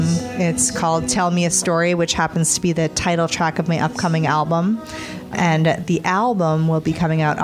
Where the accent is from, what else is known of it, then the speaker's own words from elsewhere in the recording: Cape Cod, Massachusetts, United States; I grew up on the Cape, and that's where I currently reside.